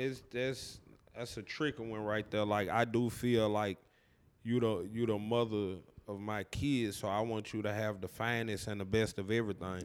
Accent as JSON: {"language": "English", "region": "Tennessee", "country": "United States", "tie": "born or raised there", "said": "I'm born and raised Cache River, Tennessee. Uh, I've been here my whole life."}